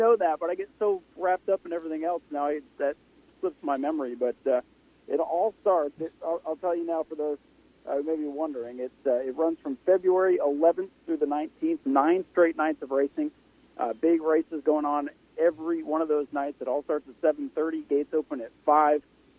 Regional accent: Canada; So I'm down from Canada to enjoy the races

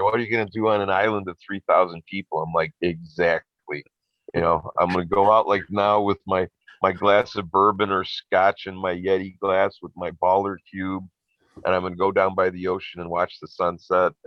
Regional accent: Riverside, Illinois, United States; moved away as an adult; also born or lived in Westmont, Illinois; now in Scotland, United Kingdom; the hometown where I grew up in Riverside

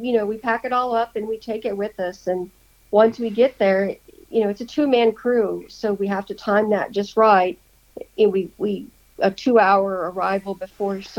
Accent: the South, United States; moved away; I'm from the South

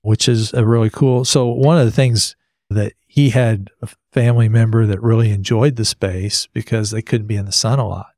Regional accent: New Jersey, United States; now in Texas, United States; I grew up in Jersey.

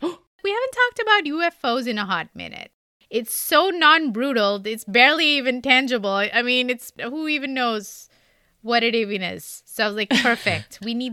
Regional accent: India; So you at least learn three languages growing up in India, like involuntarily.

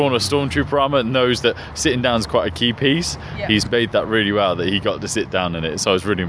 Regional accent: Cirencester, South West England, United Kingdom; I'm from Cirencester, which is in the Cotswolds, slightly up north.

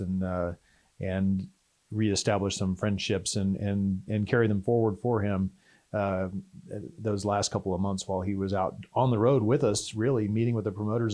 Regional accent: Texas, United States; growing up in Texas

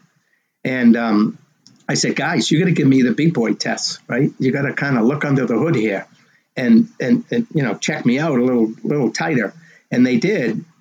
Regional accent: Medford, Massachusetts, United States; my hometown of Medford, Mass

